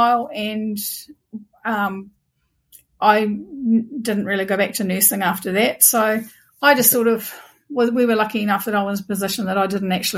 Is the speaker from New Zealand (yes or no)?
yes; Waitara, Taranaki, New Zealand; So I live in a town called Waitara in Taranaki, and I have lived only ever in three houses. I've only ever lived in the same town. I lived in a house I grew up